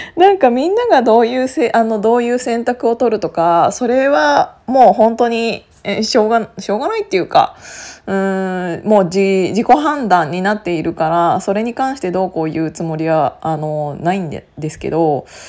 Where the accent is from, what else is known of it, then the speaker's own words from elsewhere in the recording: Gunma, Japan; now in Tokyo, Japan; 同じ群馬県出身なので